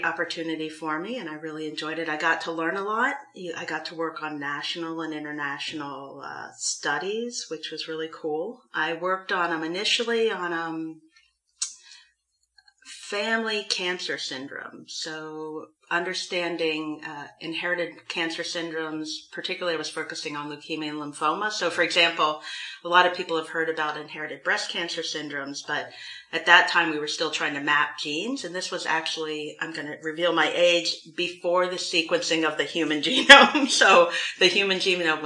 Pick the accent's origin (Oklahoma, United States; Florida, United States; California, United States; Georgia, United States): Florida, United States; moved away as an adult; also born or lived in North Carolina / Washington, D.C.; I grew up in Florida